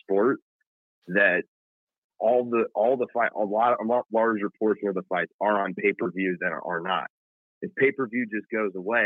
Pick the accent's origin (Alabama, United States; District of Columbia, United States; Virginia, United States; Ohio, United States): Ohio, United States; Cincinnati; my hometown of Cincinnati